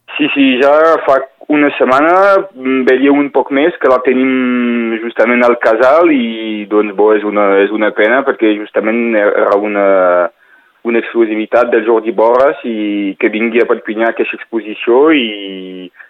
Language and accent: Catalan; Northern Catalonia, Occitania, France; la realitat que vivim aquí com a catalans